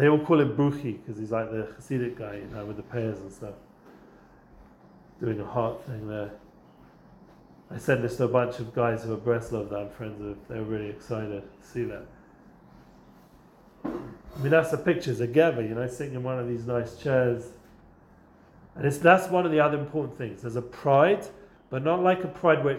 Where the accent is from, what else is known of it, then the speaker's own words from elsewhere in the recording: England, United Kingdom; now in Israel; I'm English, a biscuit means a cookie